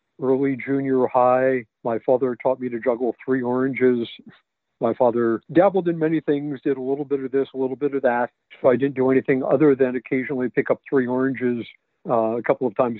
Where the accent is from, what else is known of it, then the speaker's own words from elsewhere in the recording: Palo Alto, California, United States; also born or lived in San Francisco, California; born in San Francisco, California. At the age of two, my parents moved down to Palo Alto. So I grew up in the Bay Area